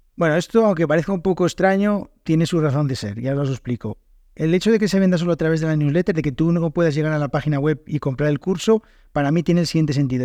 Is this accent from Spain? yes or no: yes; Spain; first language Spanish